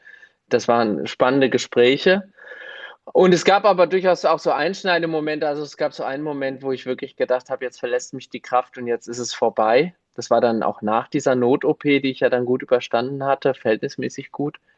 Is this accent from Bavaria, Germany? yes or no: no; Gelnhausen, Hesse, Germany; Und Vorsteher in Gelnhausen, das mache ich auch ganz gerne, weil es meine Heimatstadt ist.